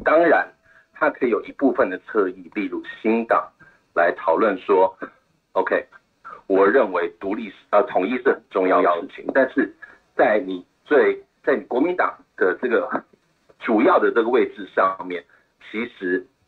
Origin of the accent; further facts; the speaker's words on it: Taiwan; 我一个台湾人